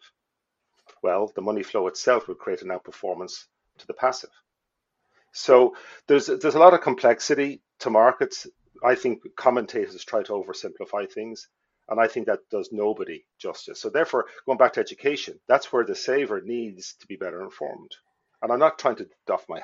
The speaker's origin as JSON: {"language": "English", "country": "Ireland", "tie": "born or raised there", "also_born_or_lived": "Dublin / Wicklow / Donegal", "moved": "as an adult", "lives_now": "United States", "said": "we moved as a family from Wicklow"}